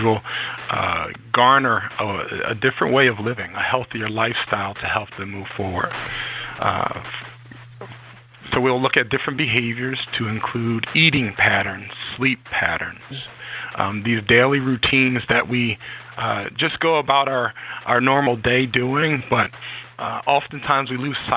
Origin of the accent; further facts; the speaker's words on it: Philadelphia, Pennsylvania, United States; moved away as an adult; also born or lived in Reading, Pennsylvania; now in Connecticut, United States; I grew up in Philadelphia, PA